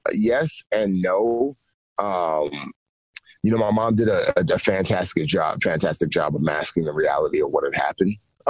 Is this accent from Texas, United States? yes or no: no; Bronx, New York, United States; growing up in the Bronx, walking down the streets, and the crack epidemic was huge, was really, really big at the time when I was growing up, late 80s, early 90s.